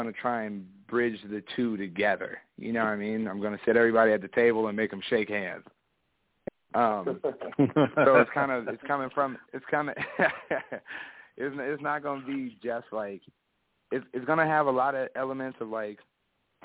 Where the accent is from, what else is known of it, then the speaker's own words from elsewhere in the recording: Ventura, California, United States; I'm from Ventura, California